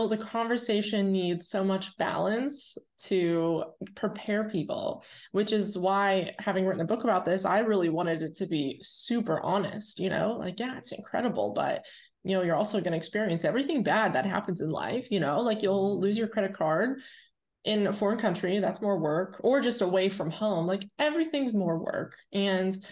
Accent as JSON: {"language": "English", "town": "Irwin", "region": "Pennsylvania", "country": "United States"}